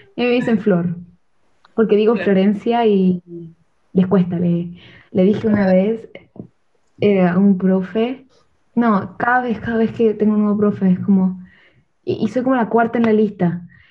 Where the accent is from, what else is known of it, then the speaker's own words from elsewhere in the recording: Chile; moved away; me preguntan dónde soy y tengo que decir que soy de Chile.